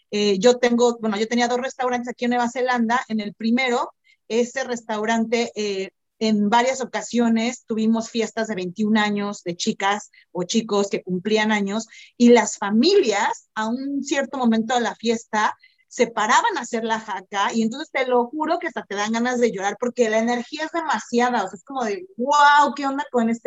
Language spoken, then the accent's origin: Spanish; Singapore; now in New Zealand; mi familia es de China y, yo soy de Singapur, etcétera, etcétera.